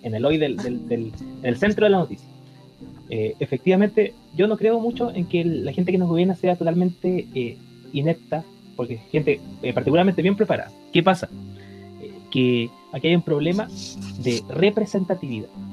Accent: Temuco, Araucanía, Chile; para los que somos de Temuco

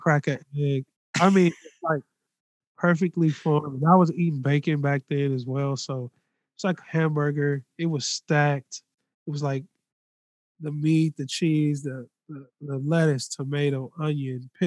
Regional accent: Los Angeles, California, United States; I'm from Los Angeles

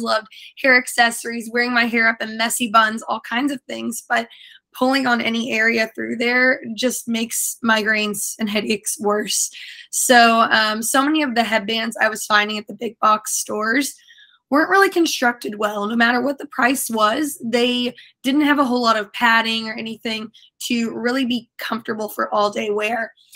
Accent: Indiana, United States; moved away as an adult; also born or lived in Tampa, Florida; now in St. Petersburg, United States; I came from the Midwest in Indiana. Indianapolis specifically is where I spent a lot of my time. I grew up a little bit closer to Kentucky

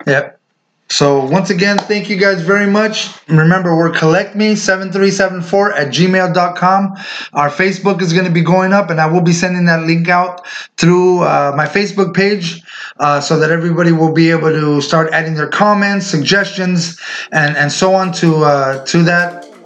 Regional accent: Indio, California, United States; the street we grew up on in Indio, in the city we were born and raised

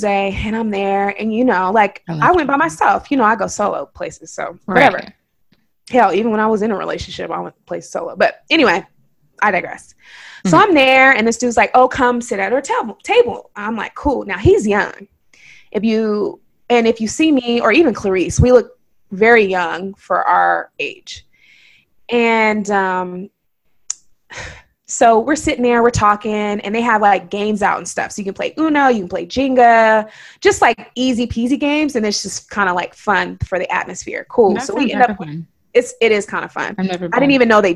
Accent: Oakland, California, United States; I'm from Oakland, and I've been here all my life.

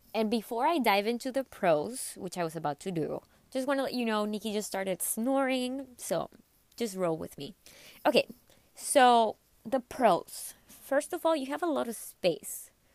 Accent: McAllen, Texas, United States; undergrad in my hometown, which was in McAllen, Texas.

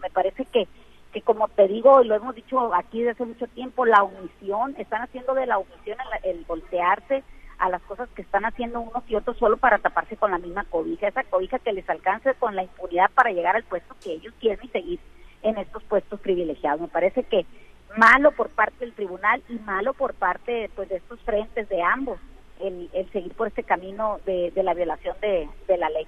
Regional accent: Mexico; todos somos mexicanos

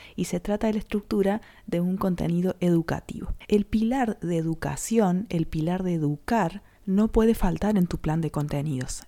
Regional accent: Córdoba, Argentina; traductora emprendedora de Córdoba Capital Argentina

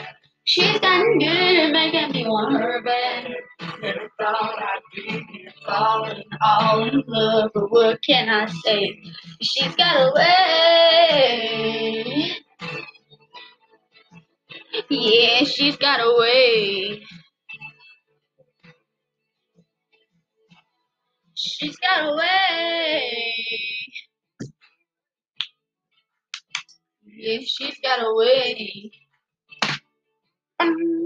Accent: Southern United States, United States; accent: southern; my southern accent, it just comes out. It's natural

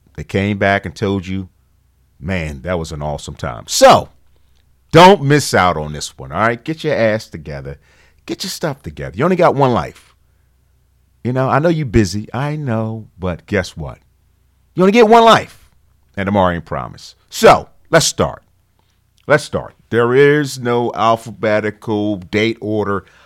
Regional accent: Philadelphia, Pennsylvania, United States; Philly Cigar Week, my hometown.

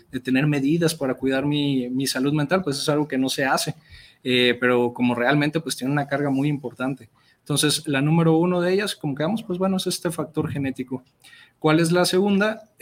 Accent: Mexico; la realidad es que los recursos que tenemos como sociedad mexicana, pues en muchas ocasiones eh, pues nos faltan

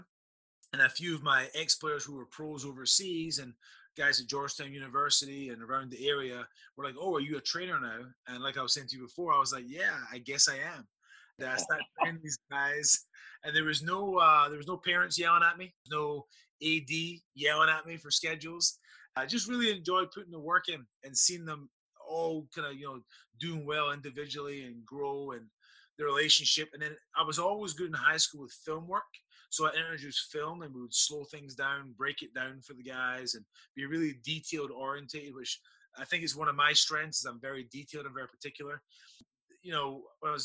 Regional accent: Scotland, United Kingdom; now in Virginia, United States; I'm born and raised in Scotland

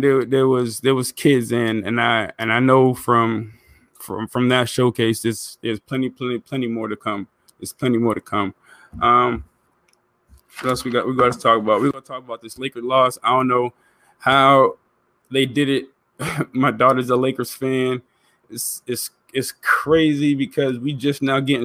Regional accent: Boston, Massachusetts, United States; I'm from Boston

